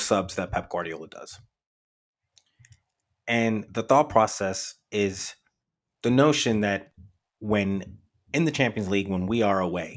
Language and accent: English; United States; as an American